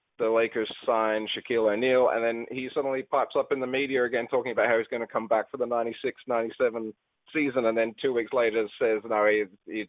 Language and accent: English; Australia; here in Australia